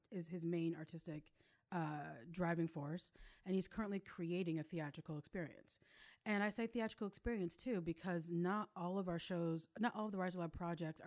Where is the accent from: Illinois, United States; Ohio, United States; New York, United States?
New York, United States; Upstate; now in Atlanta, United States; Upstate New York